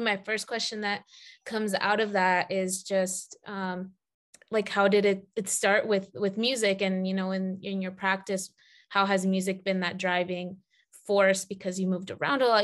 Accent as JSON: {"language": "English", "town": "Atlanta", "region": "Georgia", "country": "United States", "tie": "born or raised there", "said": "I grew up in Atlanta"}